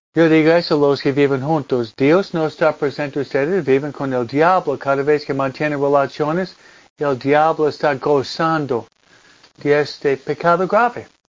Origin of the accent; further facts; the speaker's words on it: East Coast, United States; also born or lived in Pennsylvania, near Philadelphia; now in Hawaiian Gardens, United States; la costa este de donde vengo yo